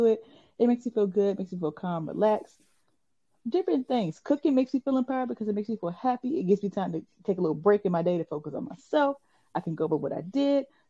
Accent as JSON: {"language": "English", "region": "Virginia", "country": "United States", "accent": "country", "said": "we are from Virginia"}